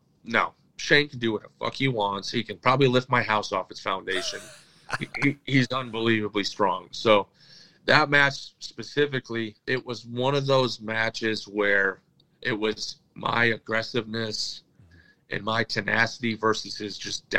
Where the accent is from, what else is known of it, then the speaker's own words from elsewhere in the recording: Michigan, United States; I'm from Michigan. Like, Detroit Red Wings, that's in our blood.